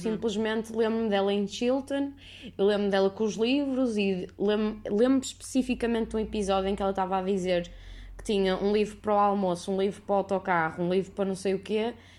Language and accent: Portuguese; Porto, Norte, Portugal; sou do Porto